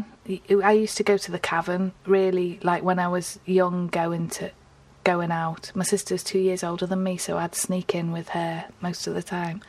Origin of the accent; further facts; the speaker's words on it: Liverpool, North West England, United Kingdom; now in Newcastle, United Kingdom; I'm from Liverpool, even though I live in Newcastle, and I live between Chilwell and Woolton